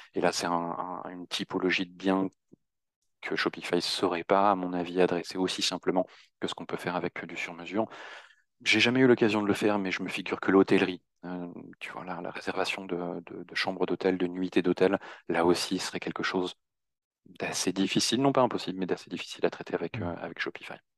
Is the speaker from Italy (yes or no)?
no; Normandy, France; moved away as an adult; now in Paris, France; je suis originaire de Normandie et je suis basé à Paris depuis deux